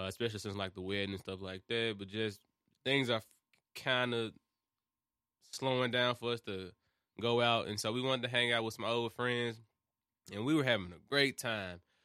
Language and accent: English; Memphis, Tennessee, United States; moved away as an adult; now in Murfreesboro, United States; I've only been living here for, like, four or five years. I'm from Memphis